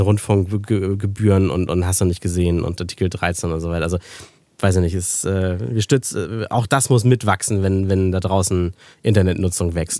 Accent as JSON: {"language": "German", "country": "Germany", "said": "bei uns in Deutschland"}